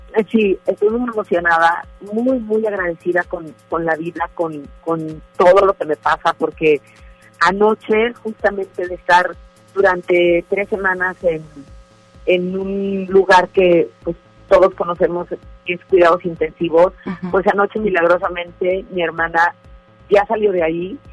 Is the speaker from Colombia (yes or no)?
no; Monterrey, Nuevo León, Mexico; así somos los, los regios